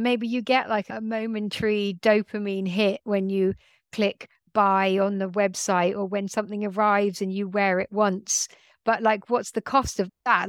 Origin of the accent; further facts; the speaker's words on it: London, United Kingdom; I grew up in London